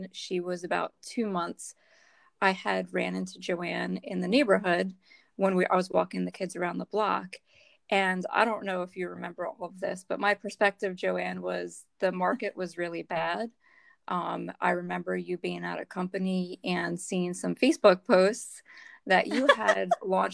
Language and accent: English; Northeast, United States; now in Delaware, United States; We're both from the Northeast